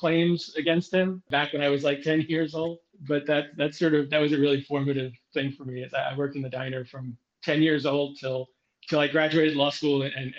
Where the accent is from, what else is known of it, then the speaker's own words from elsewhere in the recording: New York City, New York, United States; moved away as an adult; now in New Jersey, United States; born and raised in Brooklyn. I am half Greek, half Irish.